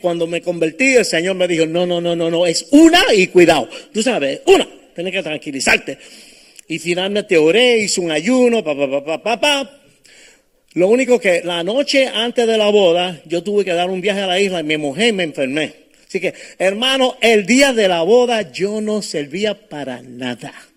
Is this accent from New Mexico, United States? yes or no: no; New York City, New York, United States; moved away; also born or lived in Cape Coral, Florida; yo nací en Brooklyn, en Nueva York